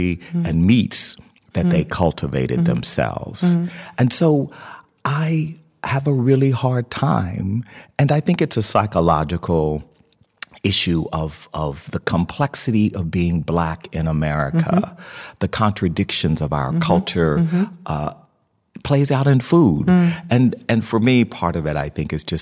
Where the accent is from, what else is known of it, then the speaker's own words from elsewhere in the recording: the American South, United States; I'm from the American South, and in Louisiana and Texas, figs are plentiful. And so I had them in just about everything